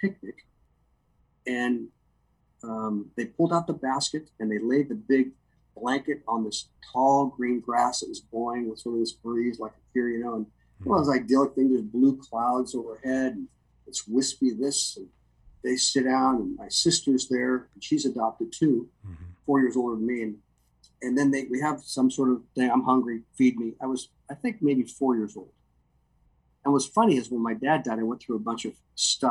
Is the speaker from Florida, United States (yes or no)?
no; Anaheim, California, United States; I was raised in Anaheim, inland